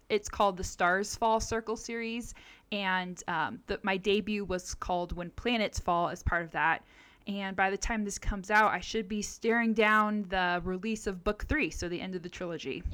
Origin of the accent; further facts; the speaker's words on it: Southern California, United States; I grew up in Southern California